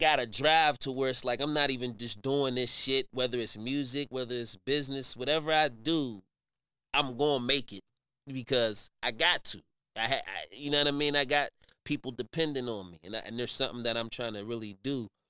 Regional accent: Wilkinsburg, Pennsylvania, United States; I'm from Wilkinsburg. You know, mm-hmm. I grew up, born and raised in Wilkinsburg. You know what I mean? Pittsburgh, you know, my family, they my people.

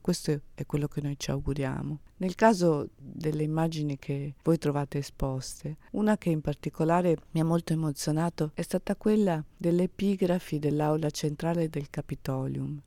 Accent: Venice, Veneto, Italy; Io sono una veneziana, prodata, quindi a Brescia, da un luogo in cui la bellezza è di casa.

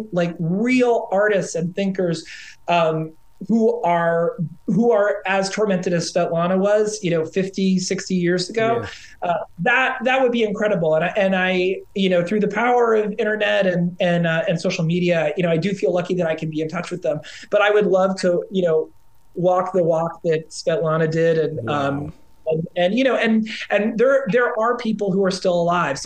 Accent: United States; being an American

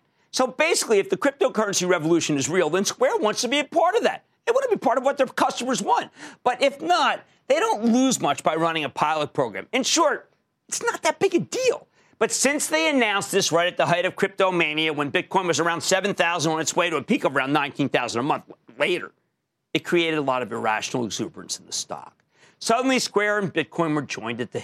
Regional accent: New Jersey, United States; my home state, New Jersey

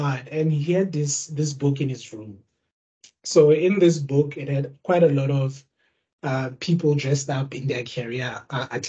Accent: Bloemfontein, Free State, South Africa; born or raised there

